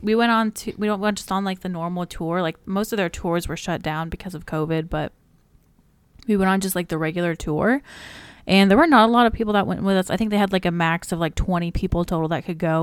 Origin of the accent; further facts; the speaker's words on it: Alaska, United States; I was born in Alaska